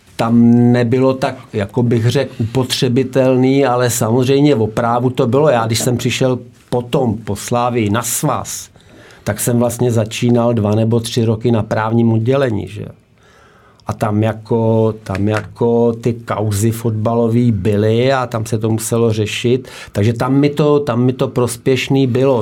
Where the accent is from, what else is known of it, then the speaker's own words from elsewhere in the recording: Nová Paka, Hradec Králové Region, Czechia; moved away as an adult; also born or lived in Prague; Já pocházím z Nový Paky, z Podkrkonoší, že jo, tam jsem, tam jsem nějak hrál tu pralesní soutěž ještě do vojny